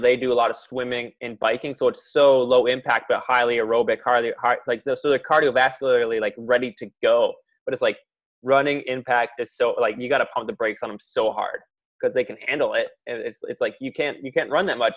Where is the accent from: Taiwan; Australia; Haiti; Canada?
Canada; Ontario; I was also from Ontario